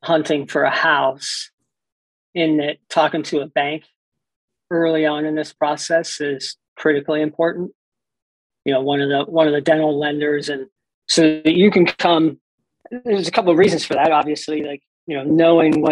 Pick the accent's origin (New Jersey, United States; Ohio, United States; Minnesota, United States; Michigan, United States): Ohio, United States; moved away as an adult; now in Colorado, United States; I've been here for 17 years almost, and wasn't out here a week, and I'm like, I'm not going back to Ohio